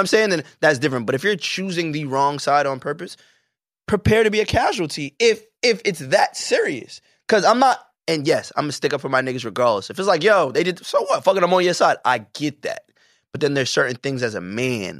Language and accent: English; New York, United States; as a New Yorker